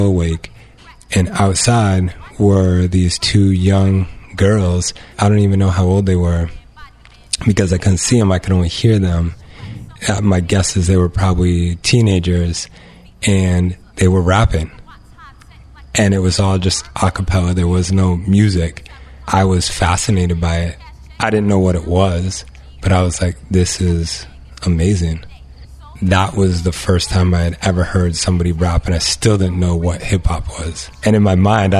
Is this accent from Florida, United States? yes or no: no; Exeter, New Hampshire, United States; I grew up in Exeter, in New Hampshire, but part of my family lived in New Jersey